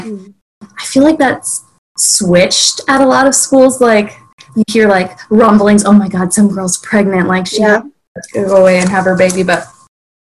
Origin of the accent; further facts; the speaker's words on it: Central Texas, United States; I grew up in Central Texas